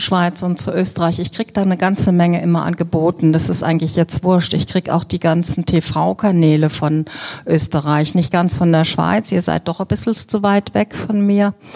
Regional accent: Bavaria, Germany; Also ich komme aus Bayern

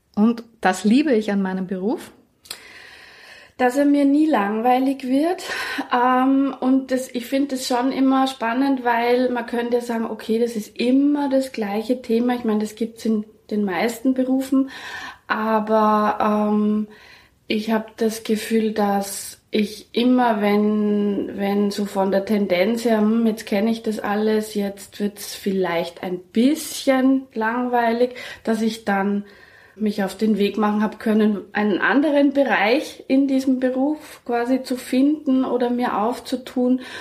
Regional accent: Germany; moved away; ich komme aus Deutschland, in Erlangen

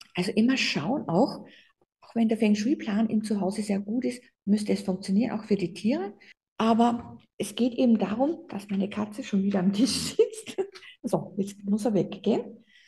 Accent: Austria; bei uns in Österreich

